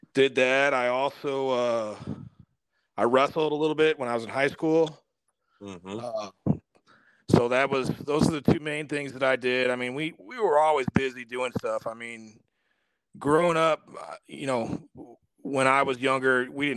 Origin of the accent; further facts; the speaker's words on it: St. Louis, Missouri, United States; now in O'Fallon, United States; I grew up in St. Louis, blue-collar area